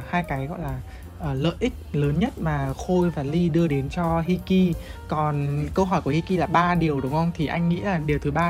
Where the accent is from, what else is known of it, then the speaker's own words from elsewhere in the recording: Hanoi, Vietnam; tại vì mình sinh ra lớn lên ở Hà Nội và các biết là Hà Nội là kiểu nơi mà có những cái đồ ăn rất là ngon